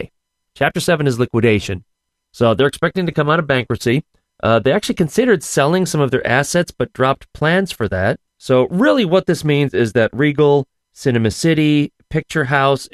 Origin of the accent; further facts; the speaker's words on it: Scranton, Pennsylvania, United States; accent: Scrantonian; my Scrantonian accent